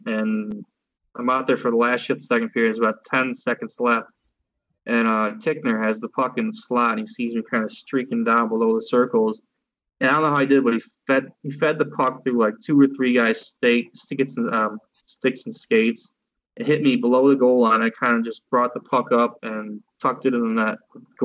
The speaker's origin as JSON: {"language": "English", "town": "Royal Oak", "region": "Michigan", "country": "United States", "tie": "born or raised there", "said": "I was from Royal Oak, Michigan"}